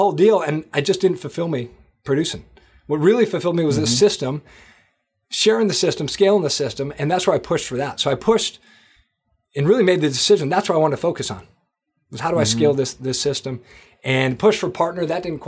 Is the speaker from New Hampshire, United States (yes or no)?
yes; Manchester, New Hampshire, United States; moved away as an adult; also born or lived in Boston; Manchester, New Hampshire. That's where I grew up. I grew up in New Hampshire. And basically, you know, went to high school there, college, the whole deal. Lived in Boston after.